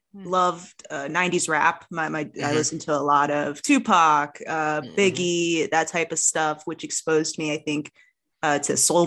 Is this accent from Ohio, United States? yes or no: yes; Columbus, Ohio, United States; now in Illinois, United States; I am very Midwestern. I grew up in Columbus, Ohio. I did my undergraduate degree at Eastern Michigan University, and now I am in Illinois doing my master's degree. So very much a Midwestern kid at heart.